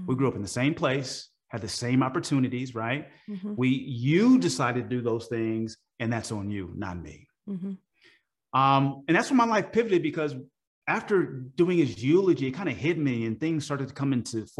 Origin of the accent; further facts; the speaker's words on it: Oakland, California, United States; I'm from Oakland, California.